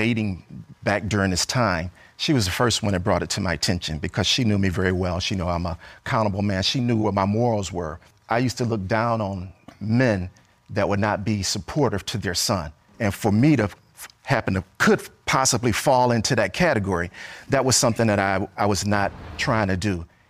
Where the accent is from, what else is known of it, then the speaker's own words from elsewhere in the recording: Los Angeles, California, United States; growing up in South Central Los Angeles, you know, it was tough not having a father there.